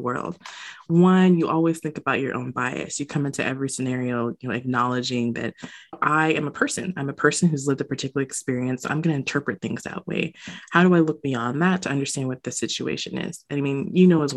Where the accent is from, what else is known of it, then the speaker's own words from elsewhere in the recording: United States; a Jamaican American growing up in the States